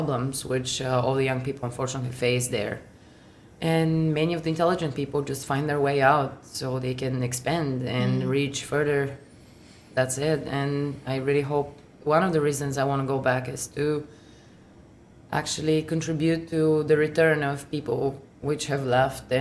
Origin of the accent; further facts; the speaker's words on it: Bulgaria; now in Alaska, United States; Growing up in Bulgaria, it was nice. I had a very neat childhood